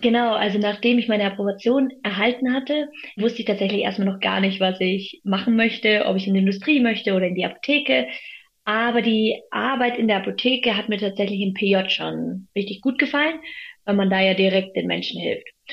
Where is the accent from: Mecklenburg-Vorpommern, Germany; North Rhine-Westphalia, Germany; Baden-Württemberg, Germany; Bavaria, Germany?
Bavaria, Germany; Munich; also born or lived in Freiburg; in meiner Heimat München